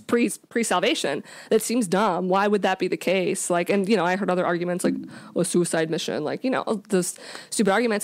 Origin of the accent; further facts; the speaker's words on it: Jacksonville, Florida, United States; also born or lived in Louisiana; I grew up here in Jacksonville. Uh, we lived here, we moved here when I was about five years old, so this is pretty much, uh, where I grew up as a kid.